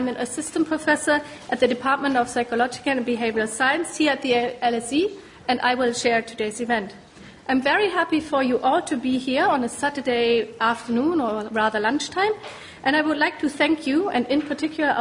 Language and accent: English; Germany; now in United Kingdom; a German